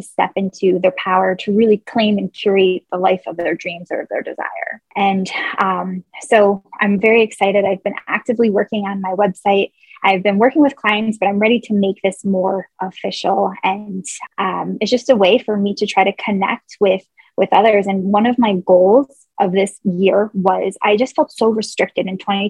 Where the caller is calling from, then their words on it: upstate New York, United States; I am calling in from upstate New York, and it is 12:55 p.m. here.